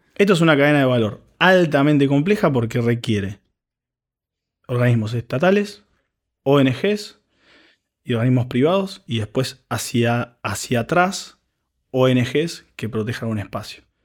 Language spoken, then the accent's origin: Spanish; Argentina; nosotros como, argentinos